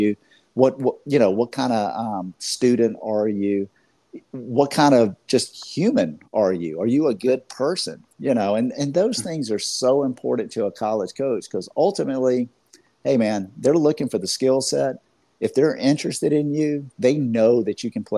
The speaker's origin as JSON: {"language": "English", "region": "Georgia", "country": "United States", "said": "I'm from Georgia"}